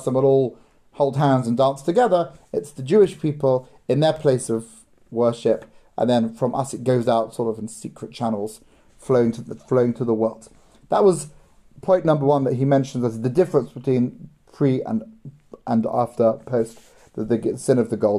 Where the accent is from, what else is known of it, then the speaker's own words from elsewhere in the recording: London, United Kingdom; I grew up in London